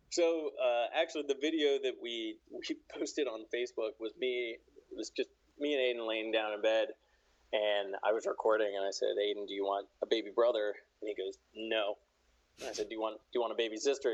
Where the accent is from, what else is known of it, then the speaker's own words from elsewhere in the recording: Charleston, West Virginia, United States; also born or lived in Washington, District of Columbia, United States; now in Pittsburgh, United States; I'm from Charleston, West Virginia, which is like southern